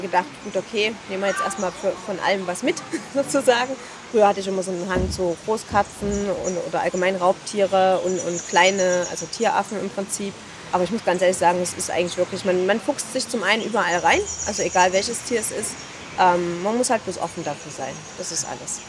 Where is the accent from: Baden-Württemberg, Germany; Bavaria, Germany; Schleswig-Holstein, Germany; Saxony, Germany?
Saxony, Germany; Leipzig; Ich bin auch aus Leipzig